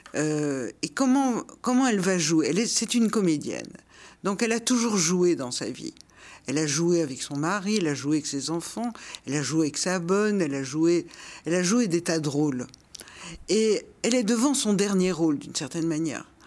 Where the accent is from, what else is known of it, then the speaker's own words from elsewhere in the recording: Brussels, Brussels-Capital Region, Belgium; moved away as an adult; Bruxelles, c'est ma ville natale. J'y suis née, je l'ai quittée quand j'avais 26 ans.